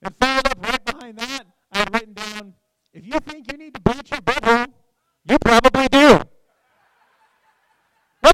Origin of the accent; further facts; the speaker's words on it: Los Angeles, California, United States; now in Spokane, United States; I'm from L.A.